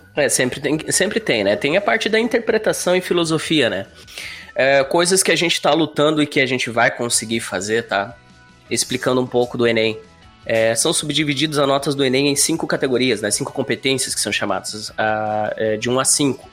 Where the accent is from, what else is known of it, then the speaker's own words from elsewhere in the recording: Curitiba, Paraná, Brazil; moved away as an adult; now in Florianópolis, Brazil; natural de Curitiba, Paraná, vivendo já seis anos em Florianópolis